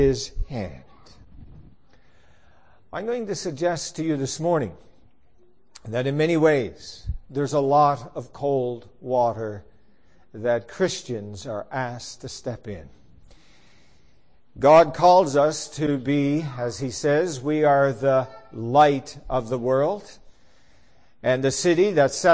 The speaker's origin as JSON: {"language": "English", "region": "Newfoundland and Labrador", "country": "Canada", "tie": "born or raised there", "said": "I grew up in Newfoundland, where there were no such thing as hot springs"}